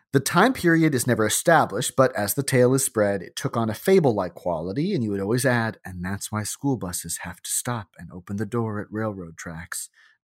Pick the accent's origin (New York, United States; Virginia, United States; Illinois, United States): Illinois, United States; St. Charles; I am from St. Charles, Illinois, a western Chicago suburb that is about as heartland as it gets.